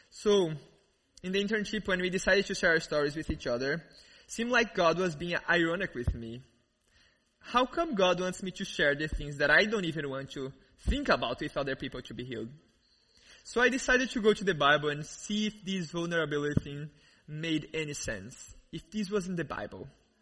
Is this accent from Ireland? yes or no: no; Brazil; accent: thick accent; English is a second language; moved away; I grew up in Brazil, as many of you guys know, and you probably noticed this really amazing accent, this really thick accent.